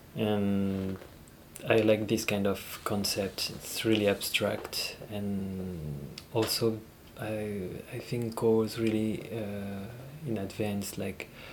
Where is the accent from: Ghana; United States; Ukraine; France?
France; Paris, Île-de-France; also born or lived in Israel; I'm from Paris, so it's like super messy and busy city